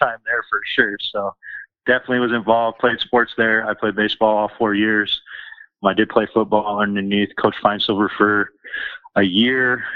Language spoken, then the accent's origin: English; Denver, Colorado, United States; I grew up in Southeast Denver, so I'm pretty seated in the community